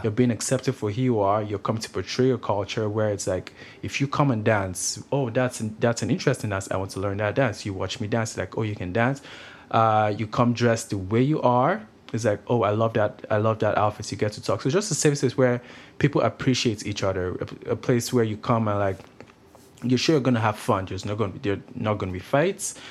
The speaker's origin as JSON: {"language": "English", "country": "Nigeria", "also_born_or_lived": "Grande Prairie, Canada", "moved": "yes", "lives_now": "Kelowna, Canada", "said": "I'm actually Nigerian. I come from Nigeria. I moved to, uh, Canada in two thousand eight."}